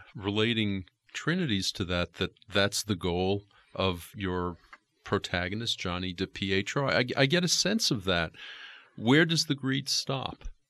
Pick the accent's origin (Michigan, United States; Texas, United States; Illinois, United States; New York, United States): New York, United States; New York City; I grew up in Queens